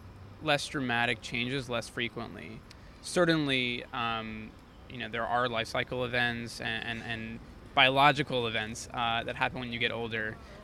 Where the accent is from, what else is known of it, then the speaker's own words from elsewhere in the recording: South Florida, United States; now in New York, United States; I grew up in South Florida.